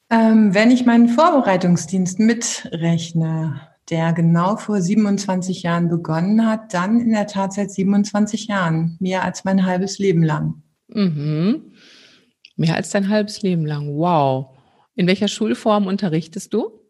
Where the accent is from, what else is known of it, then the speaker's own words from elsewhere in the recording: Bielefeld, North Rhine-Westphalia, Germany; also born or lived in Münster; also ich komme auch gebürtig aus Bielefeld, das muss ich dazu sagen, in äh, Münster gemacht. Das ist einfach eine wunderbare Stadt, da bin ich hängen geblieben und habe dort studiert.